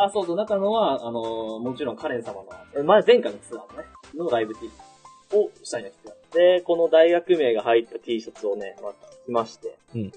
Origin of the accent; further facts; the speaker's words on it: Okayama, Japan; moved away; 地元岡山で。